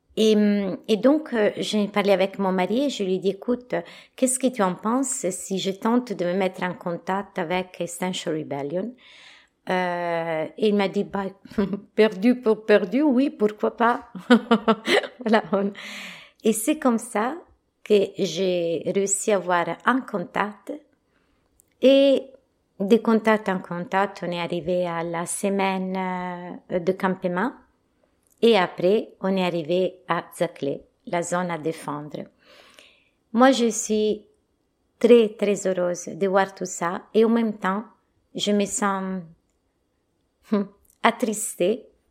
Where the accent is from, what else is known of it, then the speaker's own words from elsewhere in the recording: Italy; French is a second language; moved away as an adult; now in France; je suis italienne